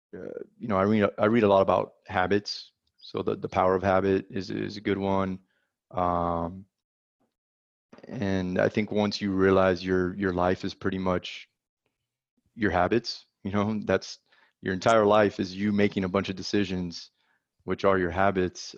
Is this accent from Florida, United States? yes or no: yes; South Florida, United States; moved away as an adult; now in Dallas, United States; I'm originally from South Florida